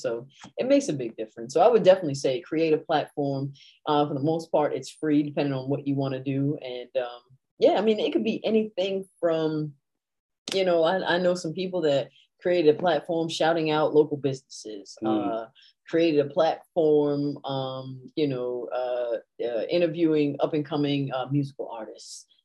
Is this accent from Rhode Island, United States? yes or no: yes; Rhode Island, United States; I'm from Rhode Island